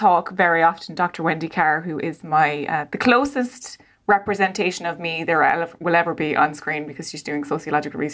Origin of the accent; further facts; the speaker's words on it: Ireland; also born or lived in Laois / Helsinki; me being Irish, as I said, is not terribly important when I'm living in Leash, but when I'm living, you know, outside of Helsinki, it's very important to me